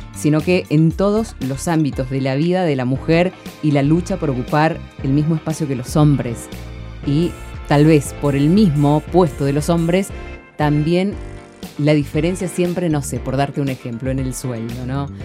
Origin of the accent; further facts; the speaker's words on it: San Rafael, Mendoza, Argentina; soy, vengo de San Rafael